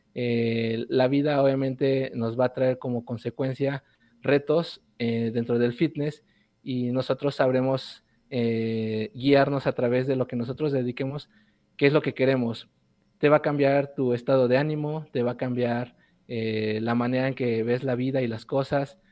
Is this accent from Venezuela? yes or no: no; Puebla, Mexico